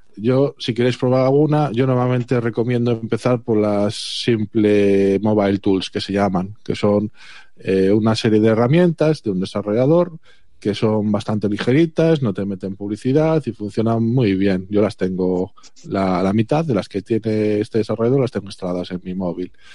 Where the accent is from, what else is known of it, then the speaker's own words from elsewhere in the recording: Galicia, Spain; el resto somos de Galicia